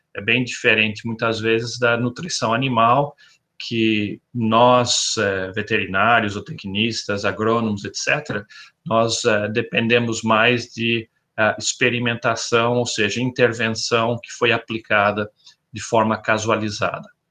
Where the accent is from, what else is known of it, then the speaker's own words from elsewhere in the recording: interior of São Paulo, Brazil; moved away as an adult; also born or lived in Botucatu / Arizona, United States / Davis, California, United States; now in Florida, United States; eu sou originário do interior de São Paulo